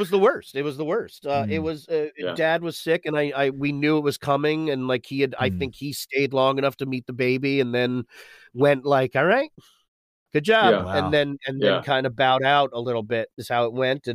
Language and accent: English; New York, United States; moved away; I grew up in New York. I miss it a great, great deal